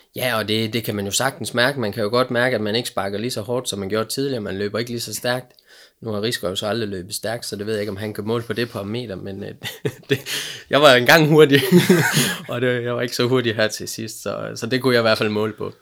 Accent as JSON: {"language": "Danish", "town": "Aalborg", "region": "North Denmark Region", "country": "Denmark", "also_born_or_lived": "Silkeborg", "said": "vi er, øh, vi er her fra Aalborg"}